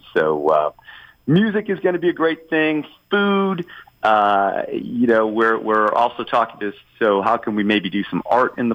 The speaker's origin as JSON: {"language": "English", "area": "West Coast by Tampa", "region": "Florida", "country": "United States", "tie": "born or raised there", "moved": "yes", "lives_now": "Atlanta, United States", "said": "I grew up in Florida, on the West Coast by Tampa"}